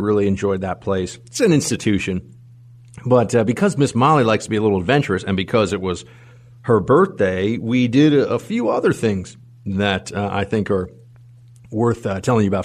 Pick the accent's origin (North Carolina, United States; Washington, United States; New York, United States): New York, United States; as a New Yorker